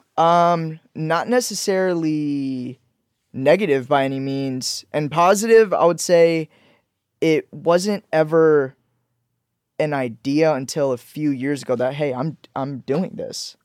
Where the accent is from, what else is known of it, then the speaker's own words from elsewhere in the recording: Leesburg, Georgia, United States; also born or lived in Pakistan / Orlando, Florida; now in Los Angeles, United States; I grew up in Leesburg, Georgia. Mm-hmm. So I moved to Leesburg, Georgia. Uh, when I moved from Pakistan, I moved to Florida, moved and spent middle school and elementary school in Georgia